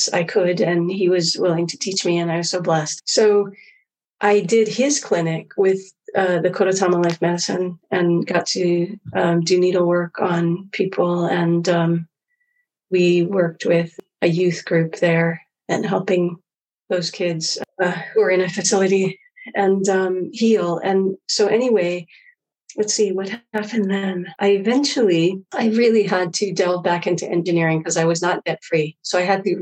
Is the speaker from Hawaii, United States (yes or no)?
yes; Hawaii, United States; Growing up in Hawaii